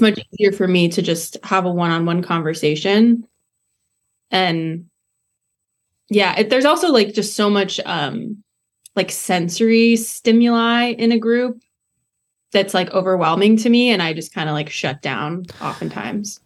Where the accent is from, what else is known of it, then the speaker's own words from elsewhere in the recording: between Monticello and Champaign, Illinois, United States; I grew up right in between Monticello and Champaign.